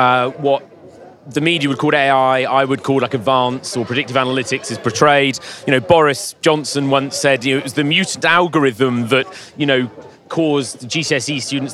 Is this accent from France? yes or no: yes; Paris, Île-de-France, France; Well, actually, I was born in Paris. Been here since birth.